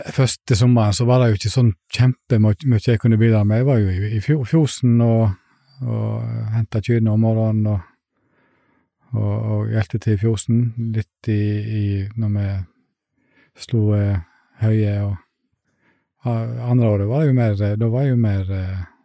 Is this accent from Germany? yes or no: no; Iceland; now in Fitjar, Norway; Jeg er egentlig en som vokste opp på en liten plass på Island